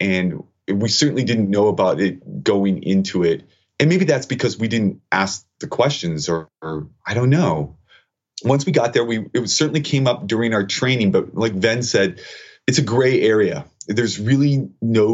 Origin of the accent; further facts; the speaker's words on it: United States; as an American citizen